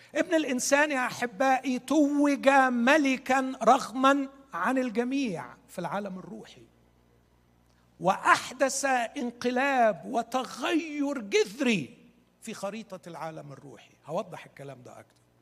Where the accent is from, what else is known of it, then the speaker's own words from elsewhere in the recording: Egypt; احنا عندنا في مصر